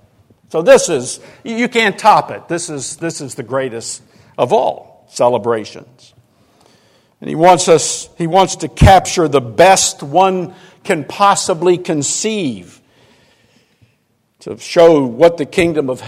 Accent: Arlington, Virginia, United States; I grew up in Arlington, Virginia, and back in the 50s

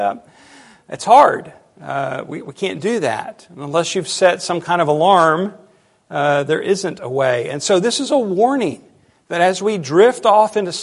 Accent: United States; as American Christians

